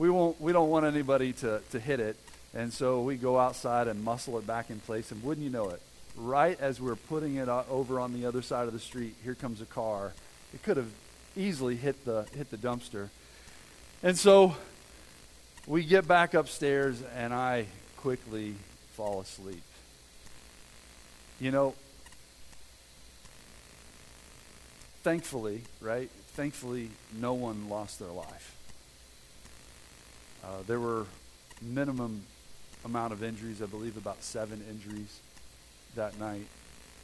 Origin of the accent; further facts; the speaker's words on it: Xenia, Ohio, United States; I'm from Xenia, Ohio, which, if you know anything about Xenia, Ohio's history, you know, tornadoes are pretty much part of our daily life